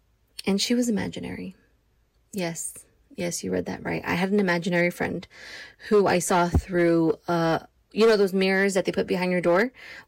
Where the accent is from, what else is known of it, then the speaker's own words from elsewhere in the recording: Hawaii, United States; So growing up in Hawaii, we used to travel back to LA every summer from June to maybe August, end of July-ish.